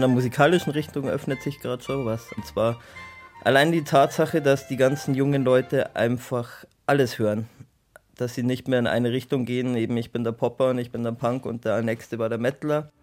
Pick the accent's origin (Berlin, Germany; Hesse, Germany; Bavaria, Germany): Bavaria, Germany; ich bin hier in Bayern aufgewachsen, auf dem Land